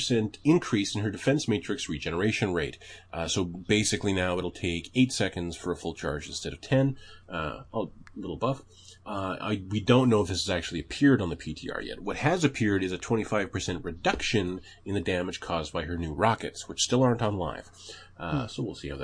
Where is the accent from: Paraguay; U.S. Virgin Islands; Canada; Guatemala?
Canada; I'm Canadian.